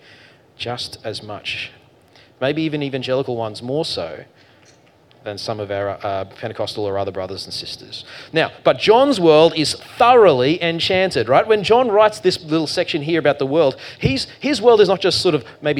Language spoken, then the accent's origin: English; Queensland, Australia; I'm from Queensland